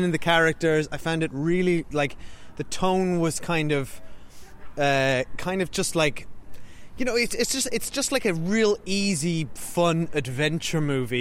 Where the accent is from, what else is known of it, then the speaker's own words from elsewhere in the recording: Cork, Munster, Ireland; moved away as an adult; also born or lived in Great Britain; we now live in uh, Cork, Ireland, um, back where we're from